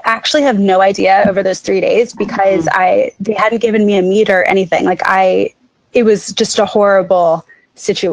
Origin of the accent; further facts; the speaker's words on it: Jacksonville, Florida, United States; moved away; I am from Jacksonville, Florida, and I have definitely a skewed view coming from Jacksonville